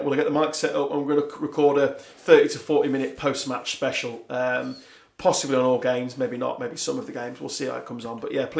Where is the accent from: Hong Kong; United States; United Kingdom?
United Kingdom; England; clearly I'm English